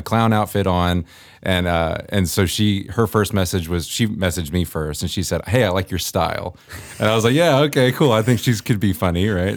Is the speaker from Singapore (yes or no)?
no; Northern Virginia, United States; moved away as an adult; now in Campbell, Missouri, United States; I was, uh, born and raised in Virginia